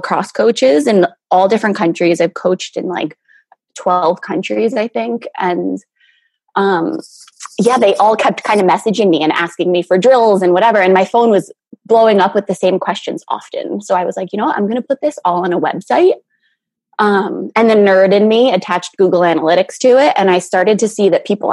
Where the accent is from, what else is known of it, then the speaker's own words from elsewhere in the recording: New Jersey, United States; moved away as an adult; also born or lived in Florida; now in Netherlands; I grew up in New Jersey with Nikki